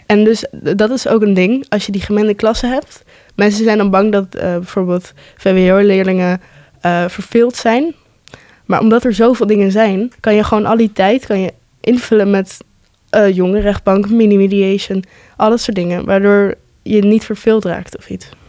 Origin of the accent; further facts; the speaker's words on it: Netherlands; ik ben eh, geboren en getogen in Nederland